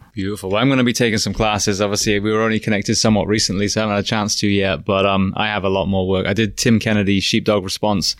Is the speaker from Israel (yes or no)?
no; England, United Kingdom; now in Florida, United States; as an Englishman observing, when I first came over here